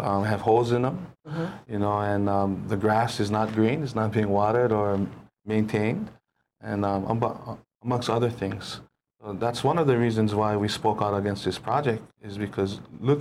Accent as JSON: {"language": "English", "town": "Waimānalo", "region": "Hawaii", "country": "United States", "tie": "born or raised there", "said": "I was born and raised in Waimānalo."}